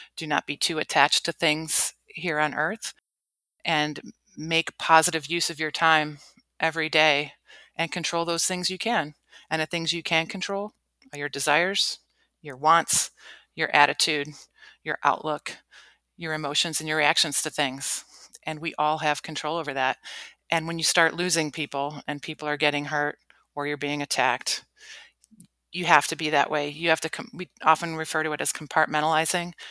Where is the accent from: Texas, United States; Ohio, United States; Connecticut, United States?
Ohio, United States; Cleveland; moved away as an adult; I grew up in Cleveland, Ohio, lived a pretty sheltered life, middle class